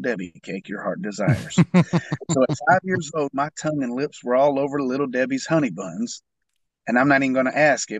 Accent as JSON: {"language": "English", "town": "Paducah", "region": "Kentucky", "country": "United States", "said": "I'm from Paducah, Kentucky, and I'm a singer-songwriter"}